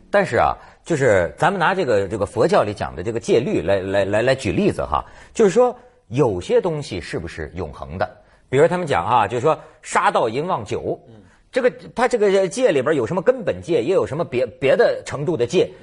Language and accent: Chinese; Shandong, China; moved away; 山东是我老家呀，孔孟之乡啊